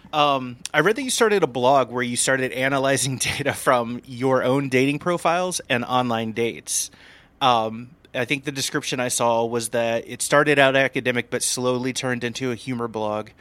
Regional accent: Indiana, United States; I grew up in a town of six hundred people in Indiana

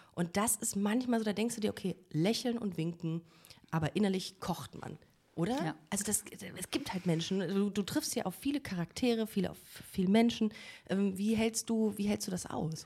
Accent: Düsseldorf, North Rhine-Westphalia, Germany; now in Cologne, Germany; als Kölnerin, als eigentlich als Düsseldorferin

